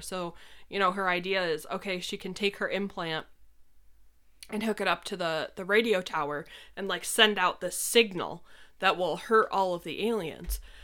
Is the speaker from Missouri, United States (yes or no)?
no; New York, United States; moved away